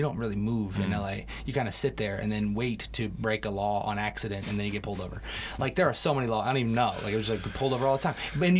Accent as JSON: {"language": "English", "region": "England", "country": "United Kingdom", "tie": "born there", "moved": "yes", "said": "I was born in England"}